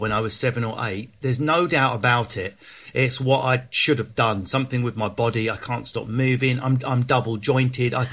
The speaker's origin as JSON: {"language": "English", "town": "Enfield", "region": "London", "country": "United Kingdom", "tie": "born or raised there", "also_born_or_lived": "Southend / Leigh-on-Sea", "said": "I spent a lot of my childhood in Enfield."}